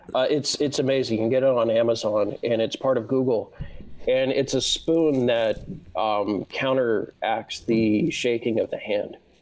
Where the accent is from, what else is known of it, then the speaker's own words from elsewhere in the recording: Southern California, United States; I, I, was born and raised in Southern California